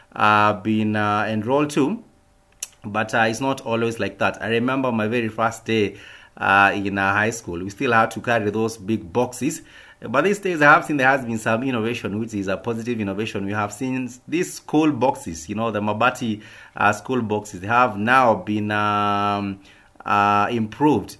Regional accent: Kenya; us as a Kenyan people

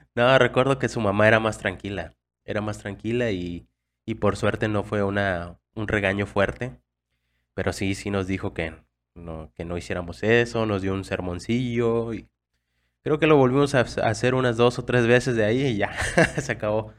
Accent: Mexico; nuestras experiencias como mexicanos

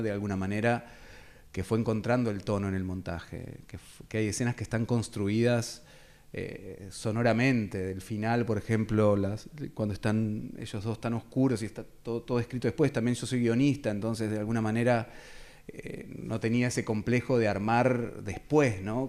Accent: Carmen de Patagones, Buenos Aires Province, Argentina; soy oriundo de Carmen de Patagones

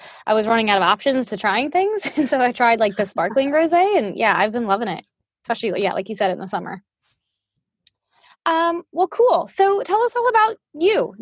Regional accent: New Orleans, Louisiana, United States; also born or lived in Pacific Northwest; now in North Carolina, United States; I'm originally from New Orleans

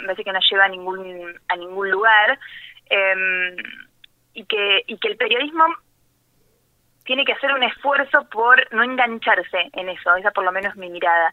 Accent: La Dulce, Buenos Aires, Argentina; also born or lived in Balcarce / La Plata; Yo nací en Balcarce, pero me crié y viví toda la vida, hasta los 17 años, en La Dulce.

